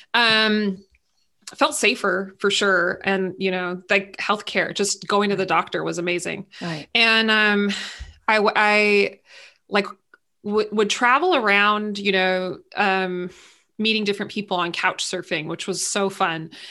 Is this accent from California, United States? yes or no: yes; San Luis Obispo, California, United States; in my hometown where i live now in san luis obispo california